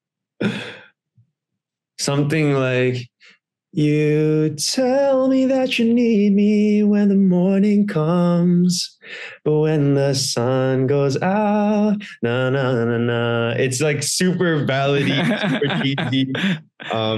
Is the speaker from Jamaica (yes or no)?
no; Singapore; also born or lived in United States; I grew up in Singapore, and so I had to do the army over here.